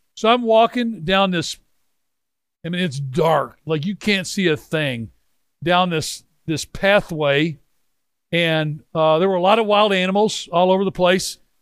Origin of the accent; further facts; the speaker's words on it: Memphis, Tennessee, United States; I'm from Memphis, Tennessee. We're members of the Memphis Country Club.